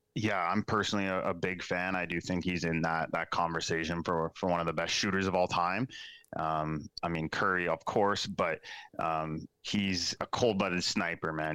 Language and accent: English; Waterloo region, Ontario, Canada; growing up in the Waterloo region.